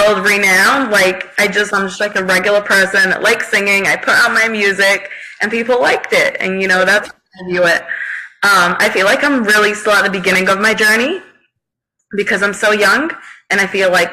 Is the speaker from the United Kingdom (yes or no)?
yes; United Kingdom; I'm British, so we say Dobby.